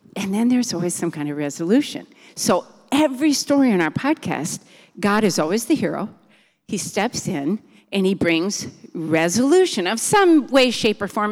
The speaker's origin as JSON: {"language": "English", "town": "Milton", "region": "Wisconsin", "country": "United States", "tie": "born or raised there", "moved": "as an adult", "lives_now": "Virginia, United States", "said": "we grew up in Milton in a big family, six kids."}